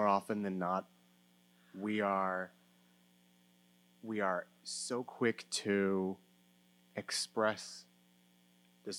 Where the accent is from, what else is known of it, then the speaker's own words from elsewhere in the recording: Canada; I'm Canadian